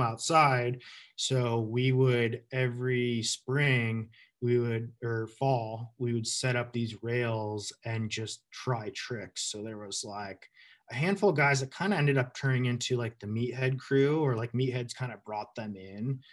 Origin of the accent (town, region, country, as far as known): Western Massachusetts, United States; born or raised there; also born or lived in Burlington, Vermont